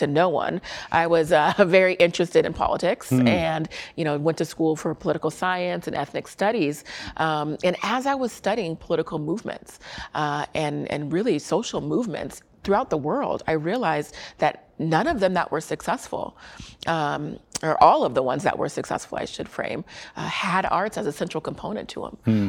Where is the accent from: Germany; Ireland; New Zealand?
Germany; born there; also born or lived in Colorado Springs / Korea; I'm a military brat, so I graduated high school in Colorado Springs as well. But I was born in Germany and lived in Korea and all around